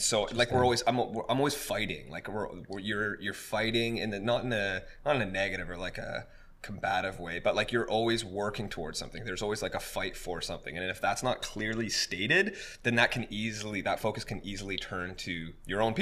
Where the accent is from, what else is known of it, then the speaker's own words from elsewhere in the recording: Vancouver, British Columbia, Canada; we grew up in the Vancouver dance community